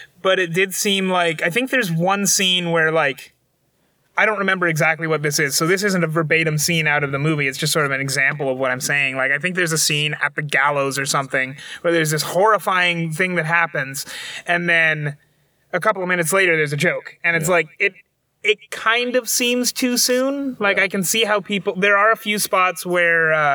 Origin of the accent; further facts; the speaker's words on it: Germany; I grew up in Germany